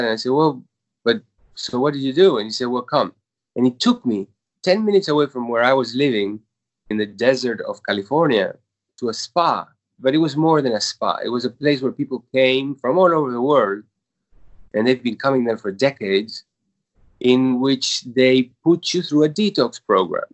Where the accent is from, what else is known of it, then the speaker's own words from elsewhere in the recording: Uruguay; moved away as an adult; now in New York, United States; I was born in Uruguay